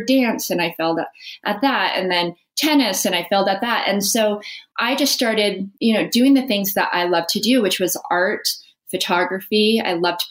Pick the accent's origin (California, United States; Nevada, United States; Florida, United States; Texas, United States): Nevada, United States; Las Vegas; I grew up in Las Vegas